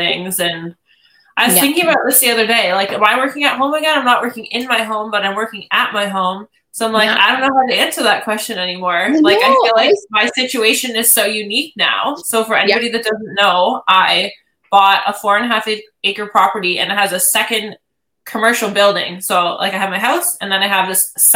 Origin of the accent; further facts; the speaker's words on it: Ontario, Canada; I am from Ontario